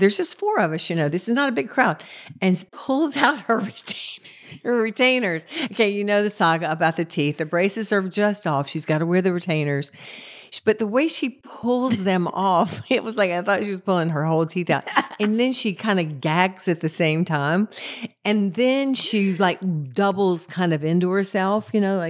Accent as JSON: {"language": "English", "town": "Concord", "country": "United States", "said": "So of course, being the rube that I am from Concord, I turned myself away, took a little selfie."}